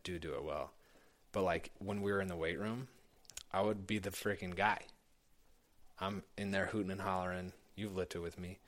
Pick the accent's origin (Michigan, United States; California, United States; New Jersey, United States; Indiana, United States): Indiana, United States; Indianapolis; I grew up in Indianapolis